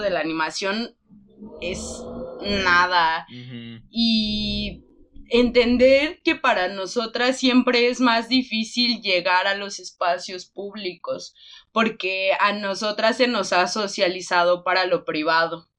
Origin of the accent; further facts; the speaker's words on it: Michoacán, Mexico; nosotras somos del estado de Michoacán